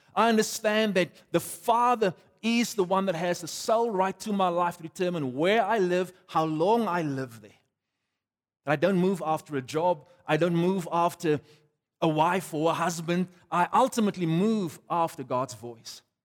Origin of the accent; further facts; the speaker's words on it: South Africa; I'm a South African on my passport.